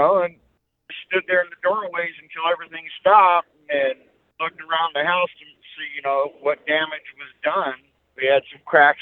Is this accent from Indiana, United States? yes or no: no; Los Angeles, California, United States; also born or lived in Whittier, California; I was born in Los Angeles, California, in Lincoln Heights, El Sereno area